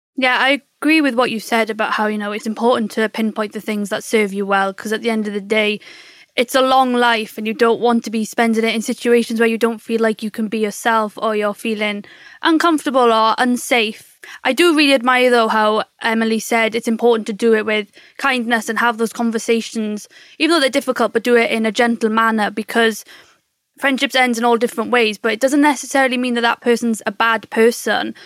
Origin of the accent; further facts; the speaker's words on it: Surrey, South East England, United Kingdom; I'm from Surrey and I'm 24 years old